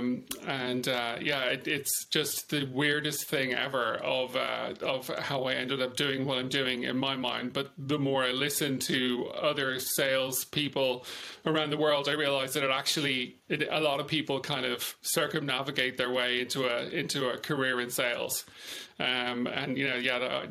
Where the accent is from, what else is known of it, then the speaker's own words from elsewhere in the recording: Dublin, Leinster, Ireland; moved away as an adult; also born or lived in United Kingdom / France / California / Houston, Texas; I was born in Dublin.